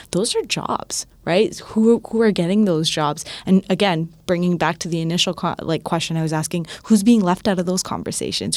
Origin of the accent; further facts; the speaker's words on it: Toronto, Ontario, Canada; I'm from Scarborough